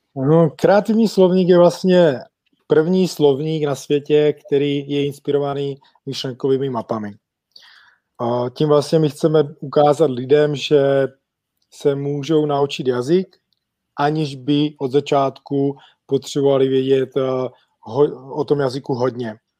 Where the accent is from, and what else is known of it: Czechia; moved away as an adult; also born or lived in England; now in Olomouc, Czech Republic